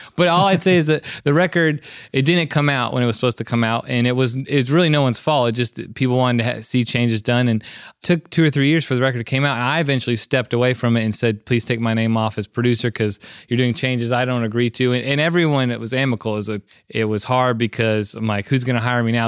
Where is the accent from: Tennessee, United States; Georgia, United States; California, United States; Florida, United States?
Tennessee, United States; Memphis; I'm born and raised in Memphis